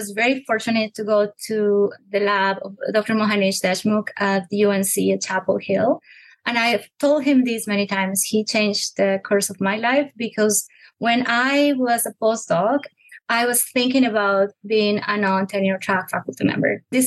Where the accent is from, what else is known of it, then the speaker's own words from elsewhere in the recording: Colombia; English is a second language; moved away as an adult; also born or lived in Bogota, Colombia; now in Nashville, United States; I am originally from Colombia, where actually I got my Bachelor of Science in Bogota from the Universidad de los Andes